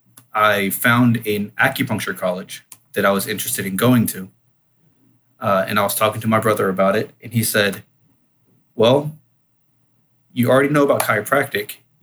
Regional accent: Houston, Texas, United States; I am from Houston

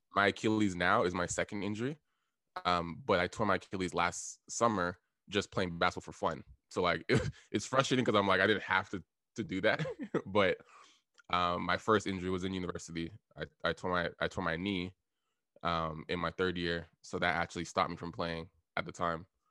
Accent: Toronto, Ontario, Canada; also born or lived in Ottawa; I live in Toronto right now. Um, I grew up in Scarborough.

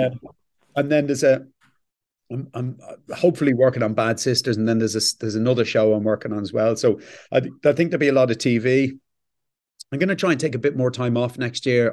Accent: Ireland; We don't stop being Irish, embarrassed Irish people

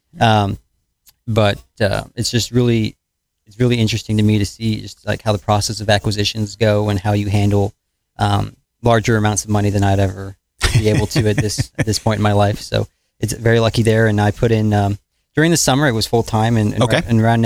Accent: Owensboro, Kentucky, United States; I'm from the Owensboro area, not originally. My family's been here for 15 years now, so I've practically grown up here

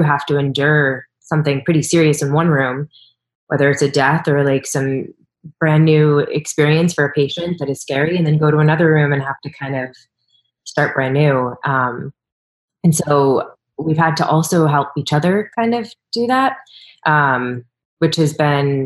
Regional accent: East Coast, United States; moved away; I'm from the East Coast

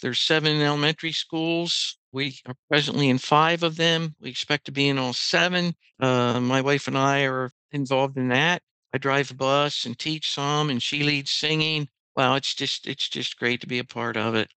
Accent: Lancaster County, Pennsylvania, United States; I was born right here in Lancaster County into a Christian home

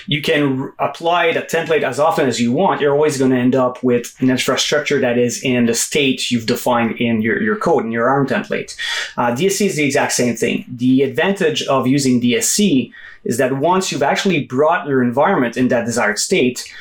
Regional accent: Quebec, Canada; also born or lived in Gatineau, Quebec; I'm actually from Quebec. So I'm in a city called Gano, which is right across from Ottawa, about 2 hours from Montreal

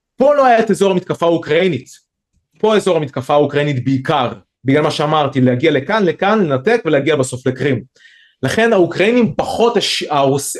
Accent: Israel; אצלנו בישראל

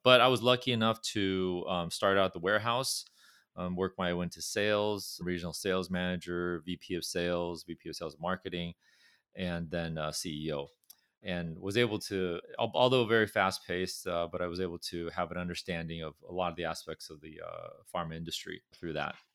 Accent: Orange County, California, United States; accent: California; moved away; also born or lived in Irvine / Berkeley; I was fortunate to grow up in, in a, in a county called Orange County, which is, uh, south of Los Angeles

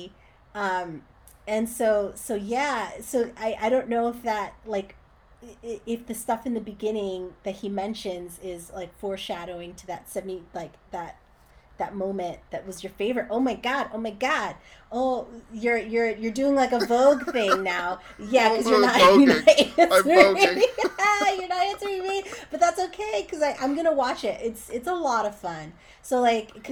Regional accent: Northern New Jersey, United States; moved away as an adult; also born or lived in Boston / New York; now in Los Angeles, United States; I'm from Northern Jersey

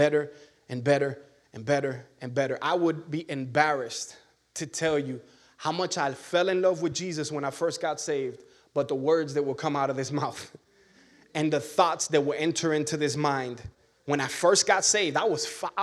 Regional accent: Miami, Florida, United States; moved away as an adult; I'm from Miami

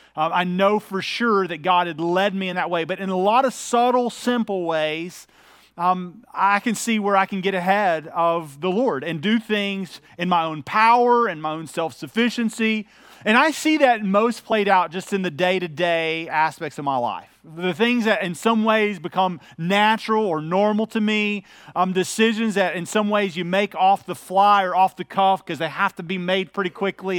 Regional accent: United States; being an American

